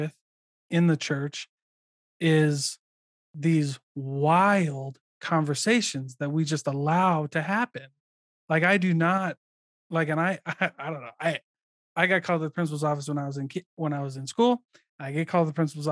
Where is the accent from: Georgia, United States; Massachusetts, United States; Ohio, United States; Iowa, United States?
Iowa, United States; moved away; I'm from Iowa, so I served in St. George